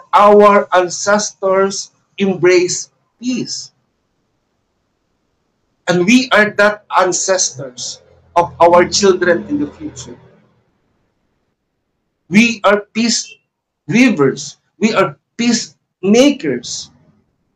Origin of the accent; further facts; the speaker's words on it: Philippines; English is a second language; we are known to be a Filipino